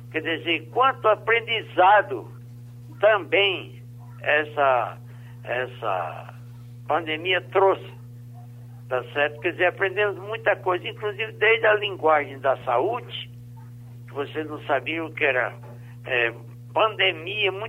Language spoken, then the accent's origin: Portuguese; Currais Novos, Rio Grande do Norte, Brazil; Sou de Currais Novos, se nasci no município de Currais Novos, 25 anos, no sítio Santa Rita.